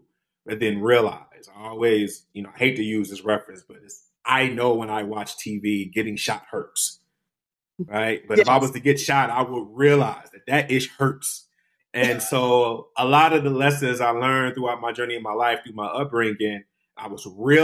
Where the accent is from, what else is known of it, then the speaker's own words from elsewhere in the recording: Detroit, Michigan, United States; moved away; also born or lived in East Coast; I'm born and raised in Detroit. And when I moved to the East Coast